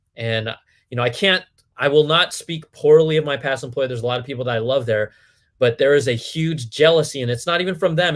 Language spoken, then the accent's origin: English; Cupertino, California, United States; I was born and raised in the Bay Area, Cupertino, the home of Apple computers, was literally my backyard